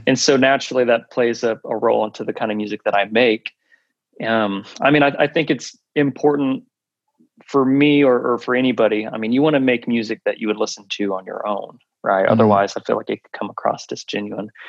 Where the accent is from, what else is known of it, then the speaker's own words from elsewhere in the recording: Oklahoma City, Oklahoma, United States; moved away; in Oklahoma City. That's where I'm originally from. Mm. And growing up in Oklahoma